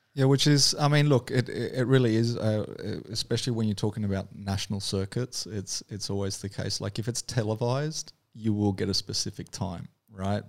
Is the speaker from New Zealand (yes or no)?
yes; New Zealand; accent: Kiwi; now in Australia; I grew up in New Zealand, so I actually moved over there as, as a kid.